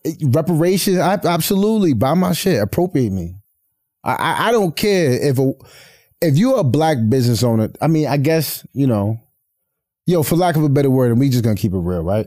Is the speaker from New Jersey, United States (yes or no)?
no; Poughkeepsie, New York, United States; I'm from Poughkeepsie, New York, upstate New York